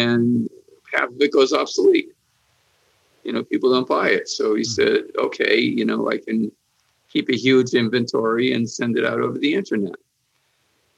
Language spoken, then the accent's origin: English; Hartford, Connecticut, United States; when I was a kid growing up in Hartford